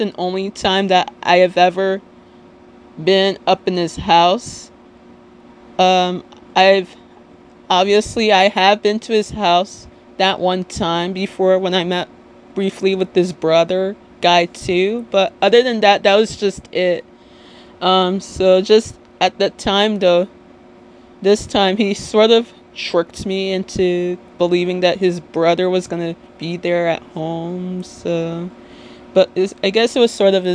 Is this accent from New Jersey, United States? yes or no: yes; Little Ferry, New Jersey, United States